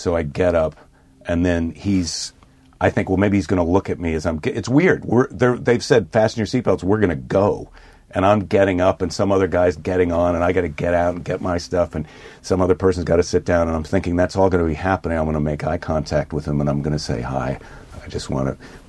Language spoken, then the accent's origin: English; Midwest, United States; I'm a Midwesterner